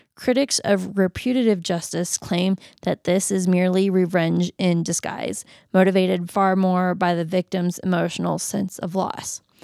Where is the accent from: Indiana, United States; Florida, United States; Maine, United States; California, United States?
Florida, United States; moved away; I'm originally from Florida